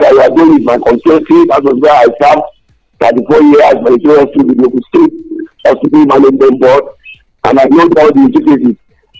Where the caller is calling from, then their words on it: Abeokuta, Ogun State, Nigeria; I'm here calling from the People's Parliament in Dagunaleme in Abeokuta.